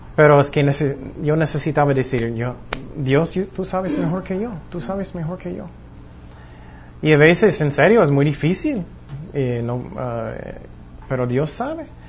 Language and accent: Spanish; Long Beach, California, United States; yo nací en Long Beach, California